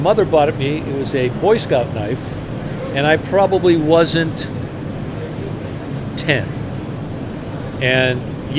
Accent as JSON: {"language": "English", "town": "Roxbury", "region": "Massachusetts", "country": "United States", "tie": "born or raised there", "also_born_or_lived": "Braintree", "said": "Well, I was born in Boston, raised in Roxbury and Braintree. And the reason that I don't have a Boston accent is because when I went to boot camp"}